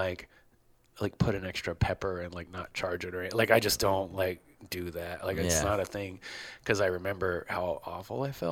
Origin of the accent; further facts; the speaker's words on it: Baltimore, Maryland, United States; I grew up in Baltimore